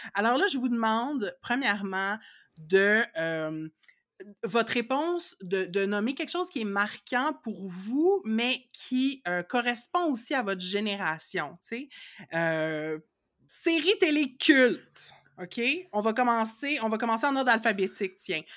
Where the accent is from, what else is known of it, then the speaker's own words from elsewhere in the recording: Laval, Quebec, Canada; je suis née à Laval en 1983